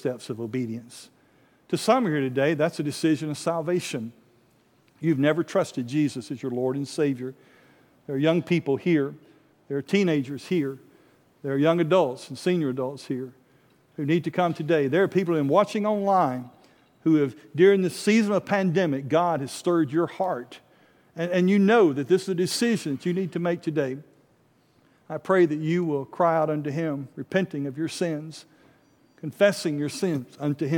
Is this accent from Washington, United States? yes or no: no; North Alabama, United States; a little country church I grew up in North Alabama